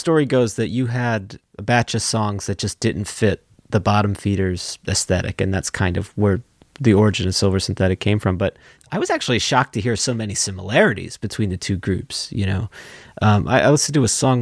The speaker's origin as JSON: {"language": "English", "region": "New Jersey", "country": "United States", "moved": "yes", "said": "We're from New Jersey originally"}